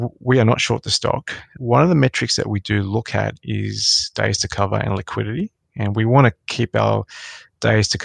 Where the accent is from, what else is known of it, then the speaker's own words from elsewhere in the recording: Sydney, New South Wales, Australia; So I grew up in Western Sydney.